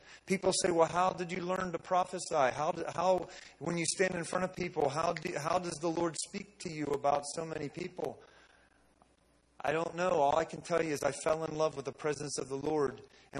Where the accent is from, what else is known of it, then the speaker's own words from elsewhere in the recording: Western Pennsylvania, United States; moved away; also born or lived in West Virginia; I grew up in Steel Town, Western Pennsylvania, that lost jobs, man. I grew up in poverty.